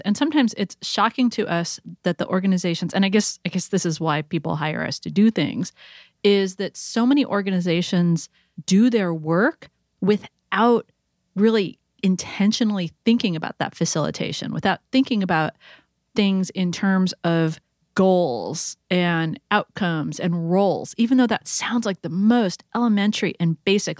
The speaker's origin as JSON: {"language": "English", "region": "California", "country": "United States", "said": "as a Californian"}